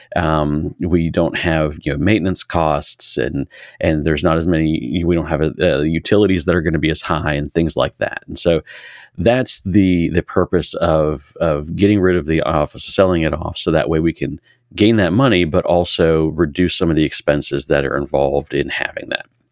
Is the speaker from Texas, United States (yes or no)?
no; Harrisonburg, Virginia, United States; I grew up in Massanutten District here in Harrisonburg